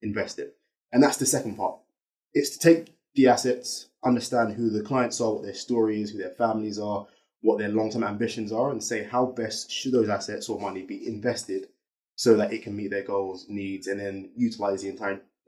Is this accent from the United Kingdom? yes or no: yes; London, United Kingdom; I grew up in Southeast London